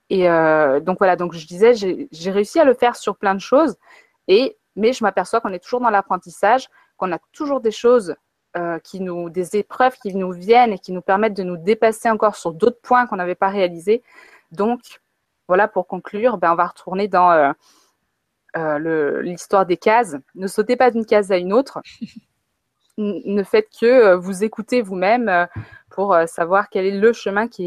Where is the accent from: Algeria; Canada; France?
France; also born or lived in Africa; j'ai grandi en Afrique et j'ai grandi en France euh, alternativement dans ma vie